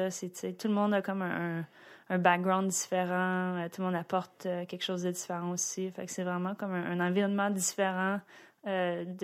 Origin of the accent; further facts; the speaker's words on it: Boisbriand, Quebec, Canada; also born or lived in Greenfield Park, Quebec; je suis née à Greenfield Park. Greenfield Park. Ouais. J'aime ça. Puis euh, en fait, on a déménagé sur la rive nord à Boisbriand. Je suis très très fière de venir de Boisbriand.